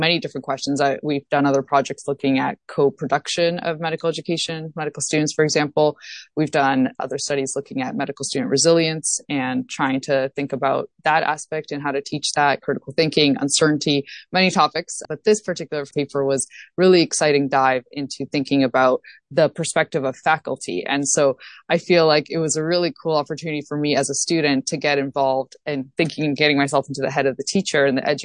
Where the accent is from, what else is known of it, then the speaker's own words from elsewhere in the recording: Toronto, Ontario, Canada; moved away as an adult; now in Boston, United States; So I'm originally from Toronto, Ontario, as I mentioned, and went to the University of Toronto